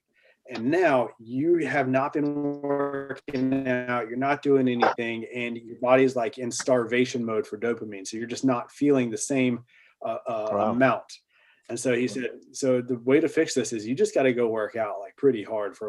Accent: the South, United States

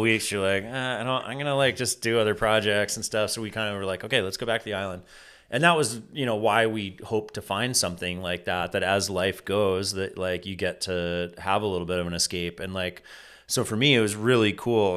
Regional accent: near Sugarloaf, Maine, United States; sugar loaf shaped me in so many ways and, you know, growing up just down the road

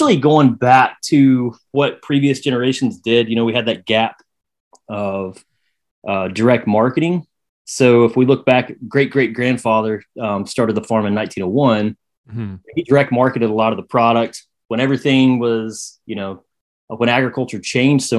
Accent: Saluda, North Carolina, United States; now in Bostic, United States; I was born and raised in Saluda, which is kind of the first town if you're coming out of South Carolina into North

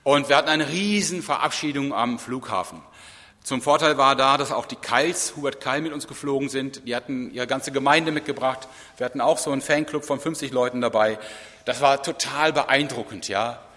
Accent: Rhineland, Germany; Im Rheinland, wo ich herkomme, ist das schon besser, da gibt es auch Beregnungsanlagen.

